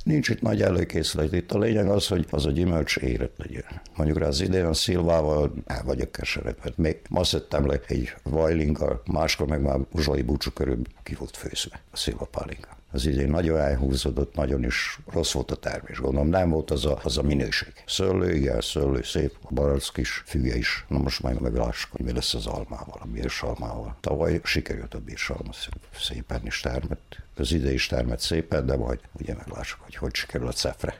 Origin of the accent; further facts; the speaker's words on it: Torda, Vojvodina, Serbia; now in Mužlja, Serbia; én tordai születésű vagyok, ottan nőttem fel.